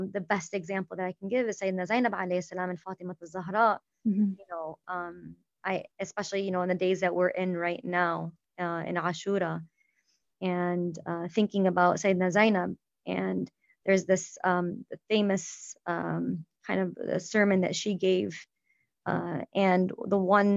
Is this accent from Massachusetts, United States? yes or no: no; Dearborn, Michigan, United States; I was born and raised in Dearborn, went to school, high school in Fortson